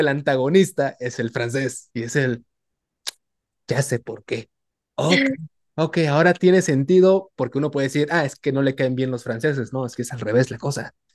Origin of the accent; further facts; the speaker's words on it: Tabasco, Mexico; now in Nuevo León, Mexico; yo siendo tabasqueño, aquí en, aquí sobre todo en Nuevo León